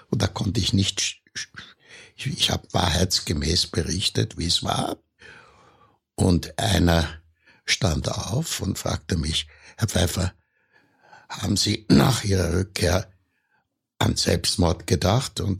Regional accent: Austria; Und das heißt, ich kam zurück und wurde eigentlich nicht als Österreicher wahrgenommen.

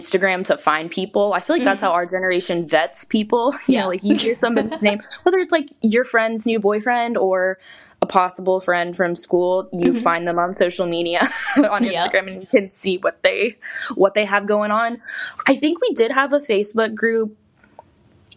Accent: Georgia, United States; moved away as an adult; I'm from Georgia

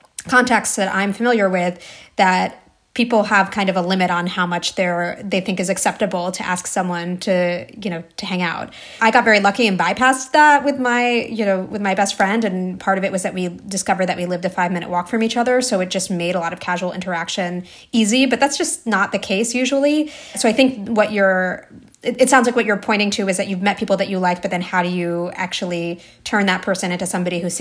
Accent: New Jersey, United States; I grew up in New Jersey for a lot of my childhood.

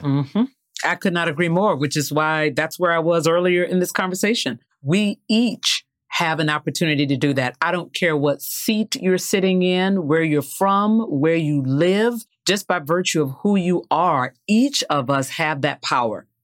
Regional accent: the South, United States; Growing up in the South

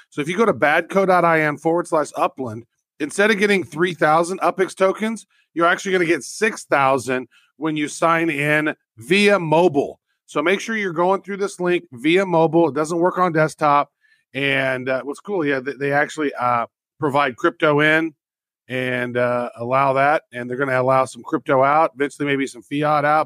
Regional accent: United States; I'm an American.

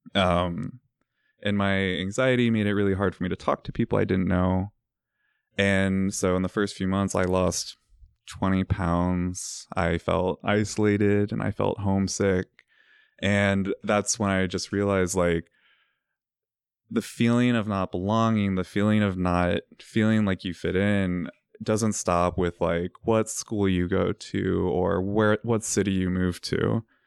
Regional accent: Virginia, United States; moved away; I'm from Virginia, uh, raised by religious parents, and I went to this small, tiny Catholic school

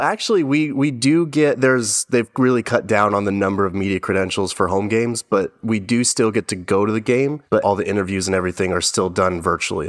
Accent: Albuquerque, New Mexico, United States; moved away as an adult; now in Arizona, United States; I'm from Albuquerque, New Mexico, and came out here to A S U

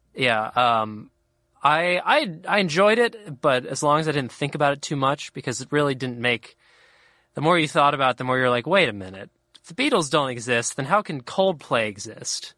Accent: Cincinnati, Ohio, United States; I grew up in Cincinnati, Ohio, which is pretty, I think, pretty Midwestern

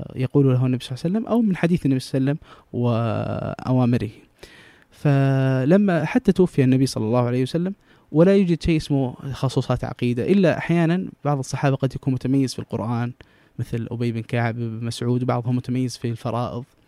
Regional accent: Jeddah, Makkah Province, Saudi Arabia; also born or lived in Mecca; انا من جده لكن درست في مكه

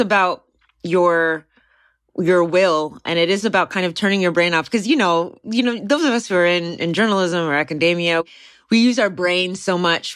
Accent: Texas, United States; from where I've been based, my home state of Texas

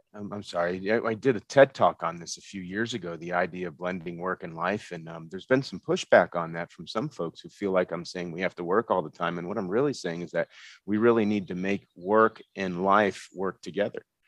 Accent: Florida, United States; moved away as an adult; now in Colorado, United States; grew up in Florida, went to school at the University of Central Florida

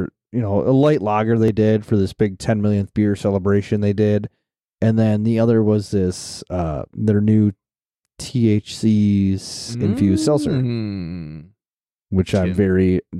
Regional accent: Midwest, United States; As a Midwesterner

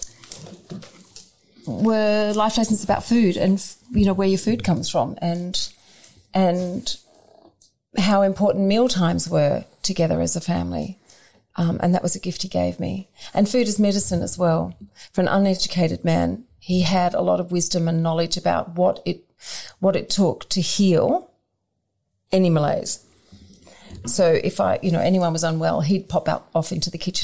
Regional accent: suburban Victoria, Australia; I was raised in suburban Victoria

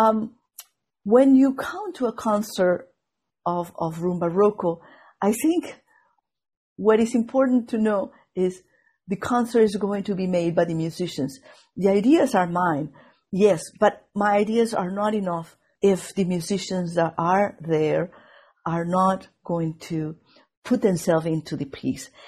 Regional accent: Venezuela; English is a second language; moved away as an adult; also born or lived in Indiana; now in Boston, United States

